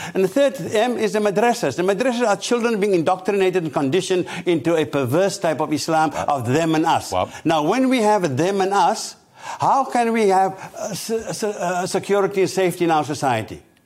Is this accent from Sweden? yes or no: no; South Africa; now in United Kingdom; I'm originally from South Africa